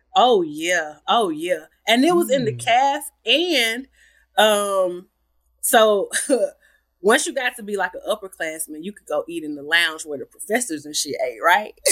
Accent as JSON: {"language": "English", "town": "Atlanta", "region": "Georgia", "country": "United States", "tie": "born or raised there", "moved": "as an adult", "said": "growing up in Atlanta"}